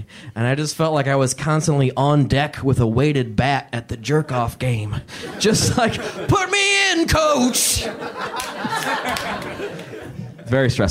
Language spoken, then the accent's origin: English; Indiana, United States; growing up in Indiana, I didn't get to choose my haircut until I was, like, 13